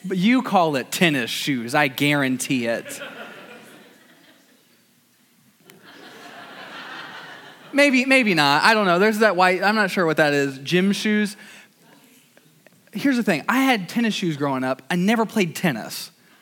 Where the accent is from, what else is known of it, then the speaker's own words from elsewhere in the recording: Fort Wayne, Indiana, United States; I grew up in Fort Wayne, Indiana, the south side, otherwise known as Waynedale.